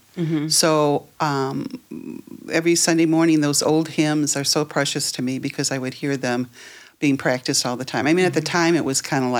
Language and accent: English; Prospect Heights, Illinois, United States; I grew up right here in Prospect Heights, okay.